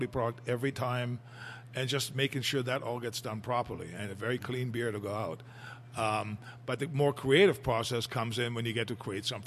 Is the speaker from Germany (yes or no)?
yes; Germany; moved away; what I grew up with in Germany